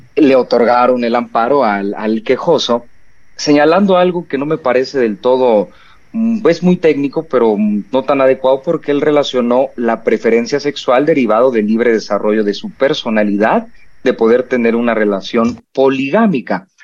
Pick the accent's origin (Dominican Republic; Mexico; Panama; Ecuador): Mexico; nuestra idiosincrasia como mexicanos y mexicanas